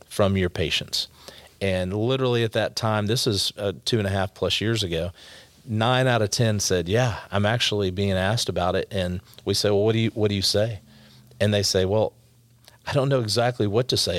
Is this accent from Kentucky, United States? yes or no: no; Allen, Texas, United States; also born or lived in Garland, Texas; I grew up in Allen, Texas when it was a little smaller